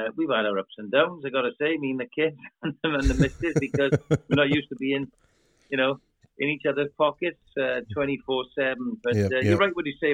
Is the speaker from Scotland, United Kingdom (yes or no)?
no; Welsh, Wales, United Kingdom; accent: Welsh; we rabbit on in our Welsh dialect very quickly